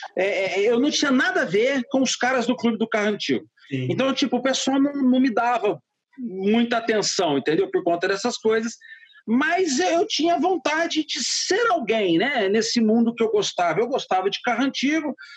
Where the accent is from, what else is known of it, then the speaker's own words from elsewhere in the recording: Franca, São Paulo, Brazil; also born or lived in Ribeirão Preto; sou nascido em Franca, mas eu já morava em Ribeirão Preto nessa uhum. época.